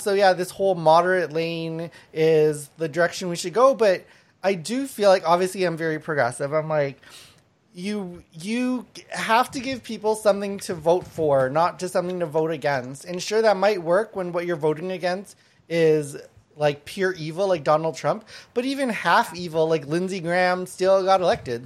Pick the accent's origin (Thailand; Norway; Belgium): Thailand; now in Canada; I was born in Thailand, um, and my my family's from from Laos and Thai